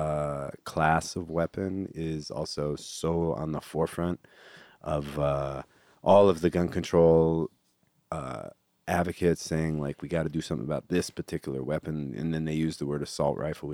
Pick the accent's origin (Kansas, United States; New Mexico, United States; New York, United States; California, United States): California, United States; I'm from California